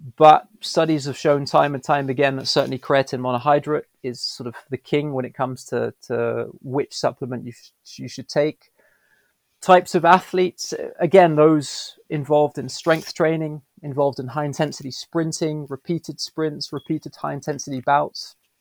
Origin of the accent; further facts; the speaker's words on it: Belgium; moved away as an adult; also born or lived in United Kingdom; now in São Paulo, Brazil; growing up in Belgium, I grew up with um, English and Dutch at home, French at school.